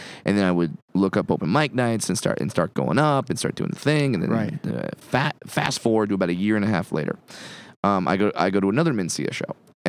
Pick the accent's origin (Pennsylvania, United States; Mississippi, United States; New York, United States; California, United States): California, United States; Southern; I grew up in Southern California.